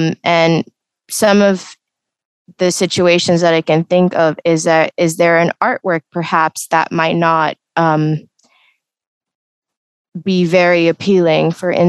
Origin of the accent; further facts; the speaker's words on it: Canada; English is a second language; also born or lived in United Arab Emirates; my background is Indian in heritage, but I was born in the United Emirates. I stayed here for a couple of years, and then I moved to Canada for a majority of my life.